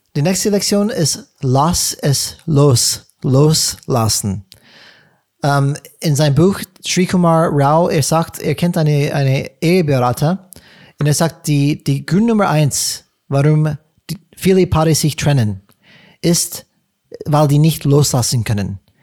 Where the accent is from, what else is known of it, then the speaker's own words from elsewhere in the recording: California, United States; German is a second language; moved away; ich komme aus, komme aus Kalifornien